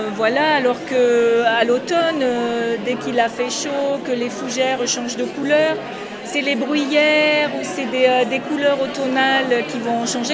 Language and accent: French; Landes, Nouvelle-Aquitaine, France; je suis landaise, effectivement, née dans les Landes et, euh, je m'y sens bien et j'y suis toujours